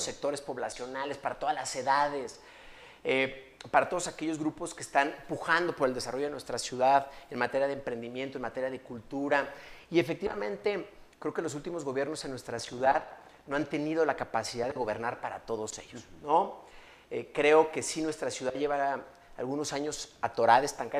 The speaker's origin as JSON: {"language": "Spanish", "town": "León", "region": "Guanajuato", "country": "Mexico", "said": "soy orgullosamente leonés, amo mi ciudad"}